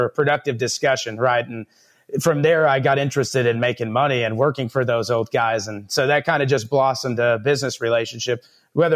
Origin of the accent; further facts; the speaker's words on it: Miami, Texas, United States; now in Lubbock, United States; I grew up in Miami, Texas.